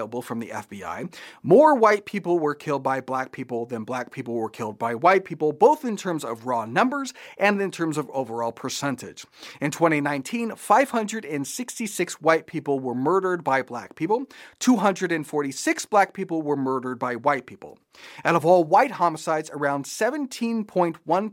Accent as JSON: {"language": "English", "country": "Japan", "tie": "born or raised there", "said": "I grew up in Japan"}